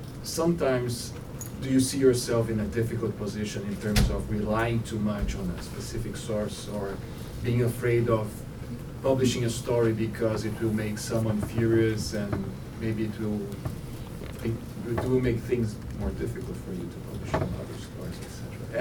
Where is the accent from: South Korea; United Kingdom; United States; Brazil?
Brazil; moved away; I'm a journalist from Brazil and a student here at the Kennedy School.